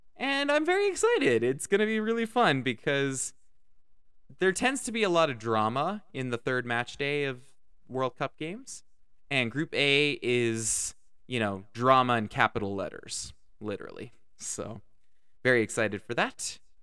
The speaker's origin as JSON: {"language": "English", "country": "Canada", "said": "As a Canadian"}